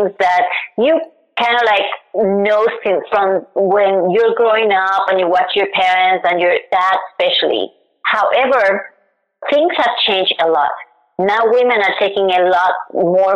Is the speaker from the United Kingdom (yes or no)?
no; Puerto Rico; now in United States; I am originally from Puerto Rico